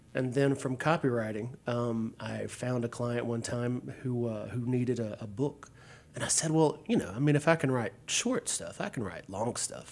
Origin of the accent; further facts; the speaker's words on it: Pitkin, Louisiana, United States; moved away; Central Louisiana, a little town called Pitkin.